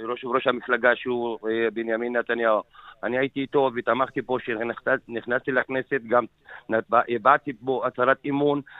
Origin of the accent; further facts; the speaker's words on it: Yarka, Northern District, Israel; born there; אני נולדתי בירכא בשנת 60, נולדתי למשפחה אה, ציונית דרוזית בירכא, שתמכה ותומכת בליכוד.